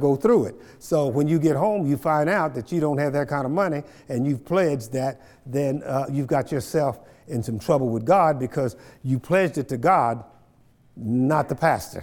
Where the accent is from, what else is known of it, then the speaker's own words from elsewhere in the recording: Kansas, United States; I grew up down in Lacine, Kansas